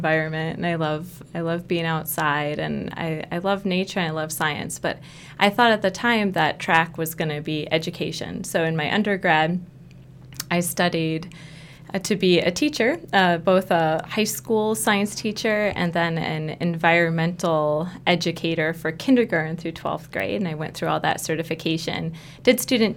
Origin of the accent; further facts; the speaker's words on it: Ohio, United States; moved away as an adult; now in Wisconsin, United States; I grew up in Ohio